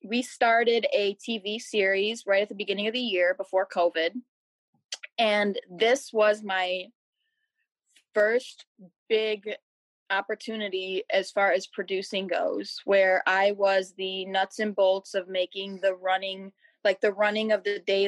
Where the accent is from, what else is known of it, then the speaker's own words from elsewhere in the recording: Macomb County, Michigan, United States; I'm from Michigan. I grew up in Macomb County, which is right next door.